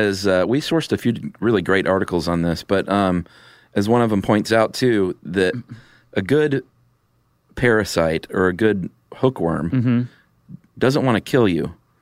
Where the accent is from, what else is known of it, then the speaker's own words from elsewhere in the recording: the South, United States; I grew up in the South.